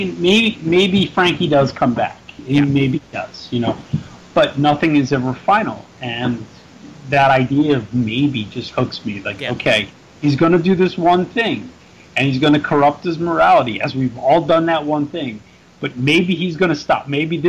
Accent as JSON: {"language": "English", "town": "Philadelphia", "region": "Pennsylvania", "country": "United States", "said": "And being the fact that I am from Philadelphia and our patron saint is Rocky Balboa"}